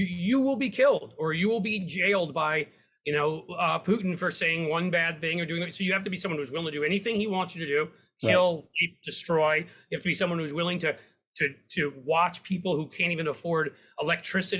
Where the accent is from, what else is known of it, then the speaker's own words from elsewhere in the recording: New York City, New York, United States; now in Cincinnati, United States; I grew up in downtown Manhattan.